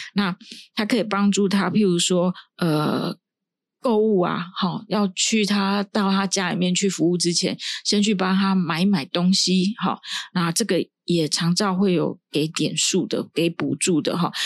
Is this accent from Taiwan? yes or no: yes; Taiwan; 依照我们台湾这边的长照